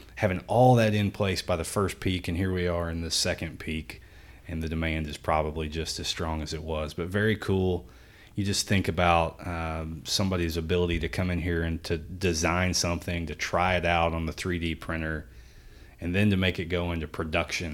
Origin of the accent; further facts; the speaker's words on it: Jeffersonville, Indiana, United States; downtown Jeffersonville, you know, my hometown